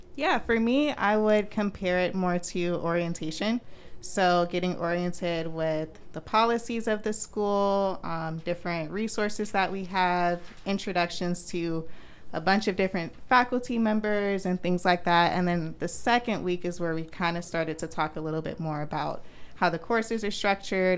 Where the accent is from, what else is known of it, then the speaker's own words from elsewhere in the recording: Orlando, Florida, United States; I'm from Orlando